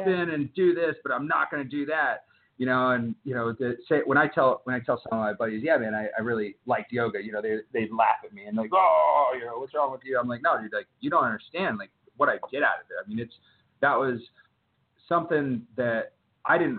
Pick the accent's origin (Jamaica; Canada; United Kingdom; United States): United States; Texas; now in South Carolina, United States; I grew up in Texas